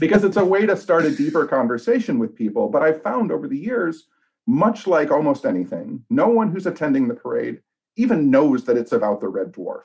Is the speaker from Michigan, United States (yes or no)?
yes; Royal Oak, Michigan, United States; I'm born and raised in Royal Oak, which is about eleven miles outside the city of Detroit